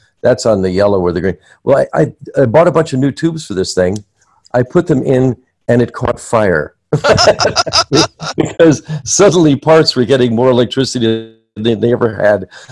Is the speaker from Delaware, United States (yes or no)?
no; New Jersey, United States; moved away; I grew up near New York City in New Jersey